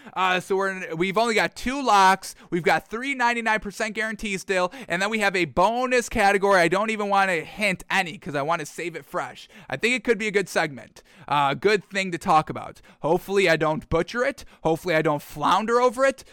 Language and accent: English; New York, United States; We're from New York